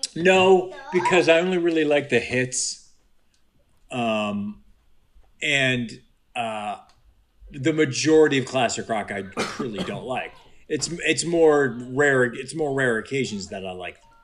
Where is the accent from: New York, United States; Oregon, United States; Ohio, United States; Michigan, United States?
Ohio, United States; Cleveland; I grew up in Cleveland, Ohio.